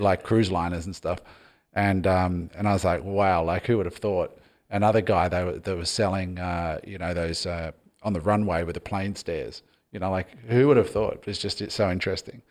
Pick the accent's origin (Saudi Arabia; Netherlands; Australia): Australia; I'm Australian, but my parents were immigrants